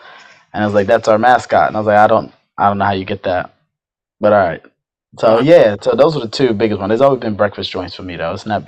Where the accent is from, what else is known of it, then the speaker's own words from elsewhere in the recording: Oxon Hill, Maryland, United States; moved away; also born or lived in Virginia; So I grew up in Oxon Hill.